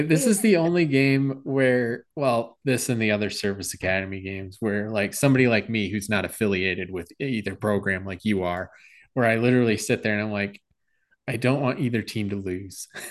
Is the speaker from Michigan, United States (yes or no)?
yes; Flint, Michigan, United States; now in Illinois, United States; I am born and raised in Flint, Michigan. Uh, I grew up in uh, like 45 minutes to an hour north of Detroit. I live in Illinois